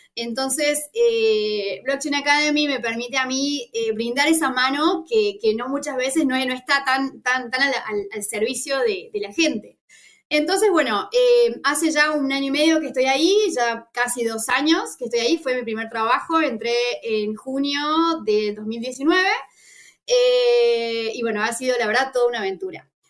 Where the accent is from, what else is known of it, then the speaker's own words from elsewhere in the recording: Argentina; soy argentina